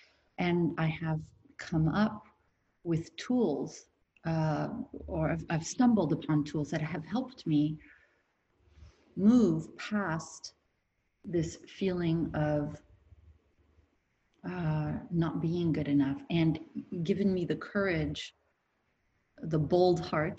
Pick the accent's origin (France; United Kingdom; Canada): France; born there; I'm from a two nationality family. My father is French and my mother was American. And whenever I was born in France. Whenever I was in France, I was the American girl.